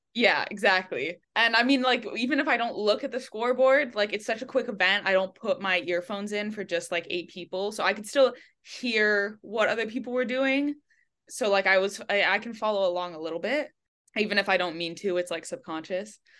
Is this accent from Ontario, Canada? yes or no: no; Montreal, Quebec, Canada; moved away as an adult; now in Miami, United States; I grew up actually in Quebec, but in, like, a pocket of English in Montreal, so, uh, the west of the island speaks mostly English. So I grew up there.